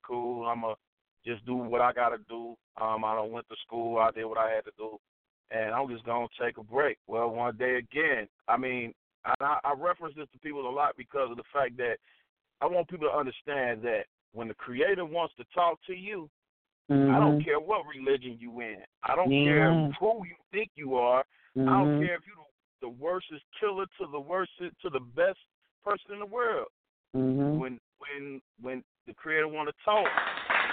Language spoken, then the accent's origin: English; Cincinnati, Ohio, United States; I'm from Cincinnati. I'm not from Cleveland